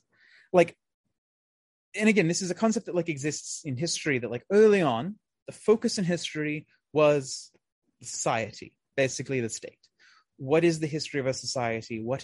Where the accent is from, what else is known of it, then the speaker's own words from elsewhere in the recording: United States; us as present day Americans